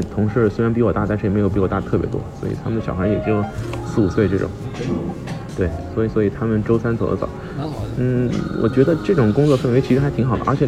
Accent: China; 没有，他倒没有觉得我是日本人，我的简历上写的我是中国人

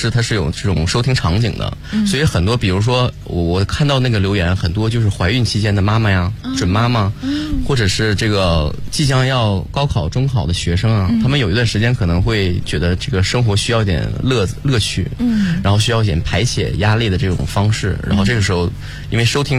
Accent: Northeast China, China; accent: Northeastern; 一开始的时候就是东北口音很严重，但是现在虽然有点改进，但是还是不经意间就露出来了。

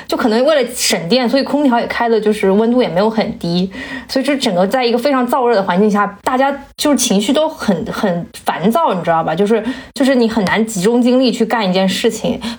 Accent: South China, China; now in Beijing, China; 我们小时候在南方，就是每年夏天，就是满腿都是包，然后每我每每条腿，然后手臂上都是被我抓破的痕迹。但是到了北北京之后，确实都没有什么蚊子

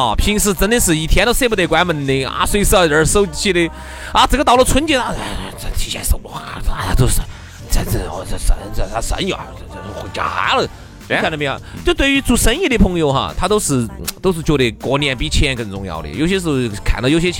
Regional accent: China; 这个财富在哪儿哈？它让我们中国人能够每年能够自我反省一次。

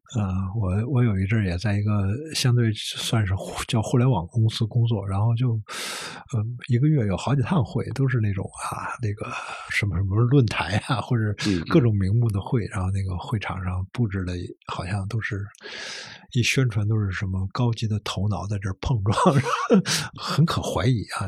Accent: Beijing, China; 我小时候生活在一个工厂宿舍区，啊。然后工厂宿舍区里面有一个 球星，叫王东兴还是叫什么？是，当时北京队后卫啊

